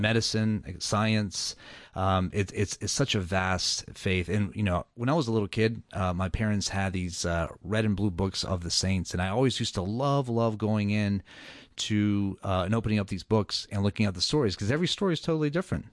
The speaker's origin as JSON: {"language": "English", "town": "Atlanta", "region": "Georgia", "country": "United States", "tie": "born or raised there", "said": "I was born and raised in Atlanta, Georgia"}